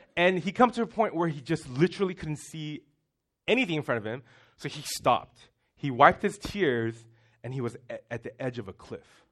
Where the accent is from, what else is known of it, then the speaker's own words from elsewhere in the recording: Singapore; moved away; we grew up in Singapore